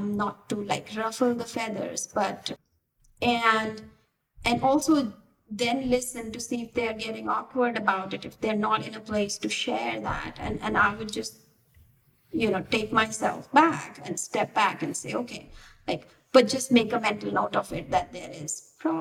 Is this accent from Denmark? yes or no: no; India; moved away as an adult; also born or lived in Bangalore, India; now in United States; I was in India up until like 5 years ago. And I was born and brought up in smaller cities in India.